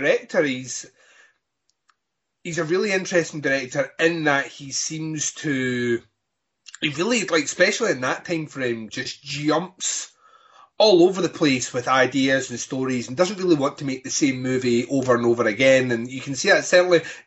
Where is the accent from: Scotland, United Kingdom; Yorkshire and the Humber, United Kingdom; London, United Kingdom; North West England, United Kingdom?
Scotland, United Kingdom